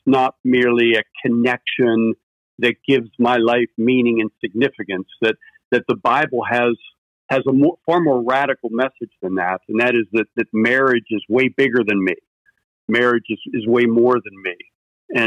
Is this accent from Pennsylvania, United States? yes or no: yes; Pittsburgh, Pennsylvania, United States; growing up in Pittsburgh, there was this amusement park called Kennywood